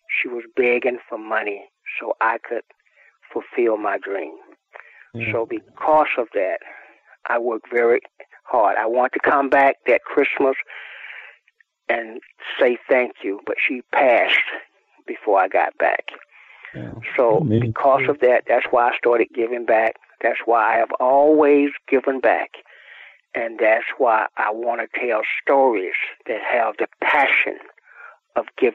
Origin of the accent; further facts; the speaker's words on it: Georgia, United States; moved away as an adult; now in California, United States; I was from Georgia